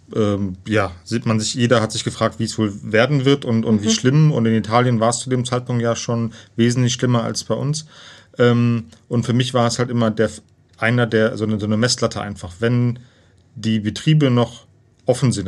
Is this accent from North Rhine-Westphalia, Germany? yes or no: yes; near Cologne, North Rhine-Westphalia, Germany; komme aus Köln, gebürtig aus der Nähe von Köln.